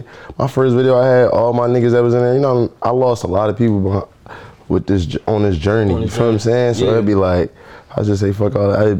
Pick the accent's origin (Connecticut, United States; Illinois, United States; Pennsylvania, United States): Pennsylvania, United States; Philadelphia; I'm from Philly